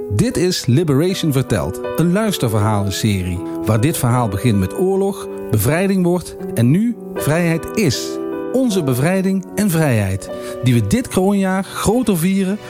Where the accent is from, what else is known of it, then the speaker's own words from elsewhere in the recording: Limburg, Netherlands; Ik woon in IJsden Margaten. Ik ben Limburger. Ik ben Nederlander